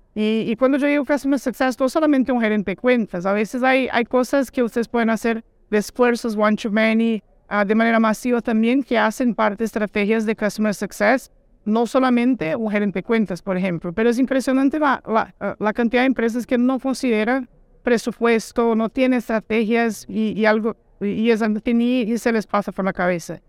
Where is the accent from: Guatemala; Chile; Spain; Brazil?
Brazil; Soy un brasileño un poquito diferente